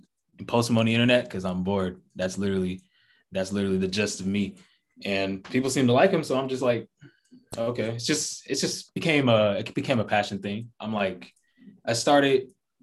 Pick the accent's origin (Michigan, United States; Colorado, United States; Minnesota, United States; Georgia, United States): Georgia, United States; Atlanta; I'm from Atlanta, born and raised